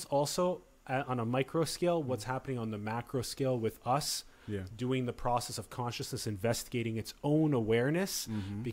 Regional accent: Sioux Falls, South Dakota, United States; moved away; I'm from Sioux Falls, and I did 17 winters.

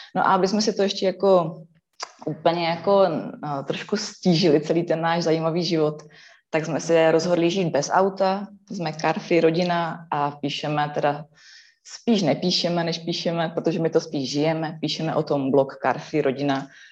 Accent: Ostrava region, Moravian-Silesian Region, Czechia; jsem turbo z Ostravska

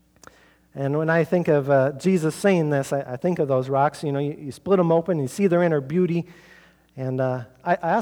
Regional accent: Norwalk, Iowa, United States; my hometown of Norwalk

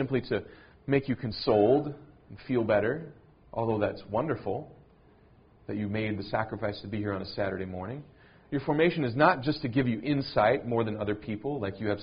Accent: United States; as an American

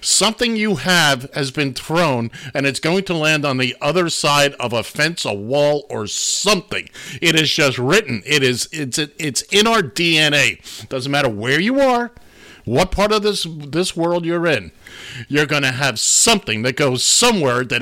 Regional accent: Florida, United States; That's my home state, Florida.

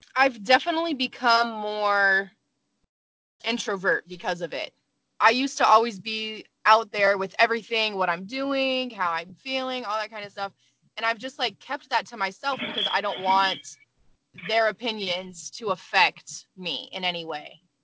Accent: Arizona, United States; moved away; also born or lived in California / Colorado; I was born in California, raised in Arizona

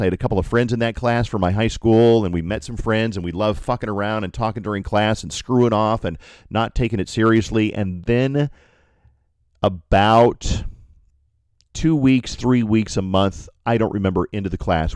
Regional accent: Colorado Springs, Colorado, United States; Colorado Springs, my hometown

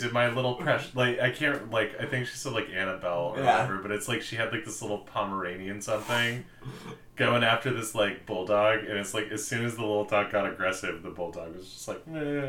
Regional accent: California, United States; we as Californians

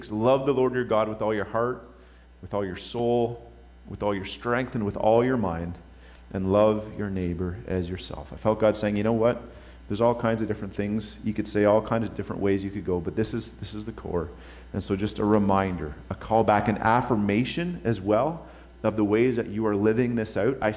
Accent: Topping, Virginia, United States; Anyhow, growing up in Topping, uh, I had not been exposed to some of the things I was exposed to at Joe's place.

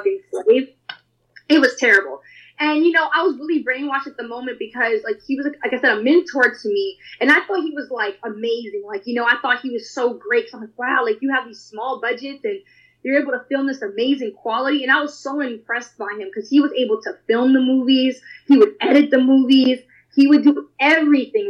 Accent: New York, United States; I'm from New York

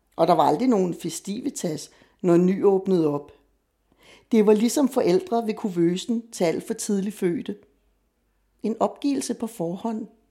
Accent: Copenhagen, Capital Region of Denmark, Denmark; jeg er født og opvokset i Vanløse og har boet der sammenlagt femogtredive år af mit liv

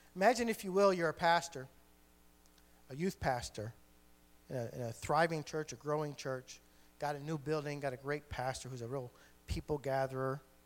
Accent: Geneva, New York, United States; I'm a New Yorker, uh, born and bred

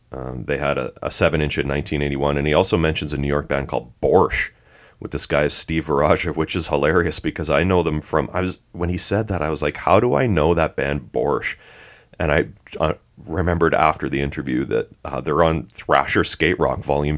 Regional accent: Canada; being Canadian

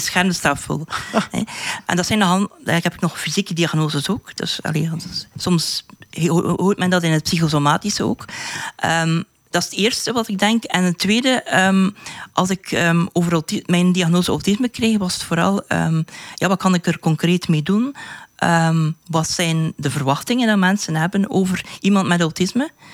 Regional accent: West Flanders, Belgium; ik ben van West-Vlaanderen

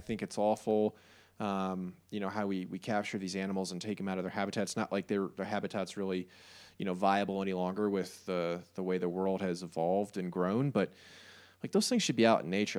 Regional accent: New York City, New York, United States; I am a New York State, New York City resident, so if you can't pick it up from my accent or my love of pizza

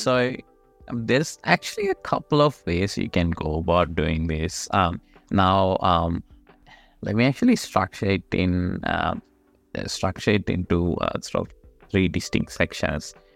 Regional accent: Sri Lanka; moved away as an adult; now in Australia; I am actually originally from Sri Lanka, but I've been in Australia for about, um, twelve, thirteen years now.

